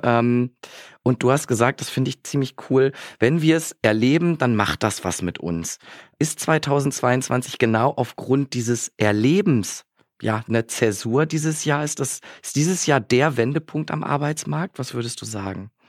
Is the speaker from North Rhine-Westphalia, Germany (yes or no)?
yes; Bielefeld, North Rhine-Westphalia, Germany; in meiner wunderbaren Heimatstadt Bielefeld